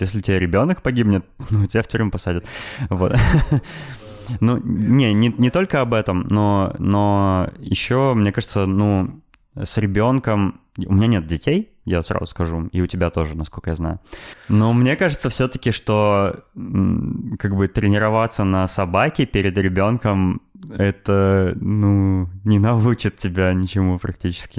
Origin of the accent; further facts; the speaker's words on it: Novosibirsk, Novosibirsk Oblast, Russia; я родился в Новосибирске